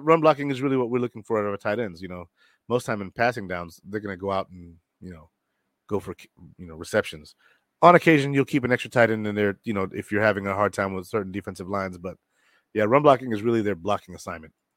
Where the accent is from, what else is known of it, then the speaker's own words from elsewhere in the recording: Rochester, New York, United States; moved away; I'm from Rochester, but I don't live there